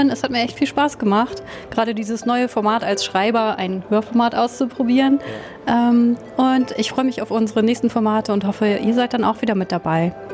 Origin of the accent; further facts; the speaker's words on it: Kiel, Schleswig-Holstein, Germany; ich bin äh, aus Kiel von der Firma Scope Engineering.